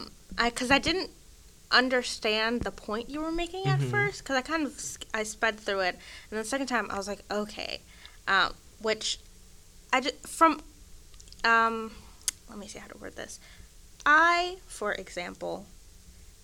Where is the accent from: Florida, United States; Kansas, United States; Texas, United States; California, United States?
Texas, United States; McKinney; also born or lived in Sweden; I lived in Sweden, like, first through third grade, you know. I grew up in McKinney, which is 100% suburban. It's like an hour from Dallas.